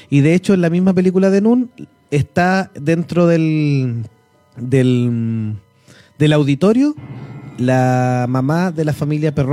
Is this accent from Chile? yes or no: yes; Chile; también la tenemos la cultura chilena